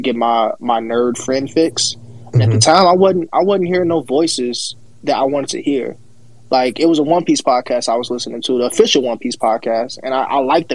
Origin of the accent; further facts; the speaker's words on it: outside of Chicago, Illinois, United States; I'm outside of Chicago